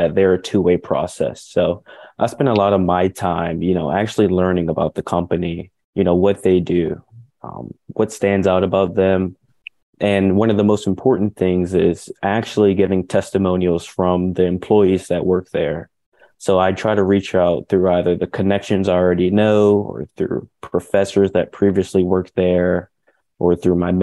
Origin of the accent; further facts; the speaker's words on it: York County, Pennsylvania, United States; I grew up in York County, Pennsylvania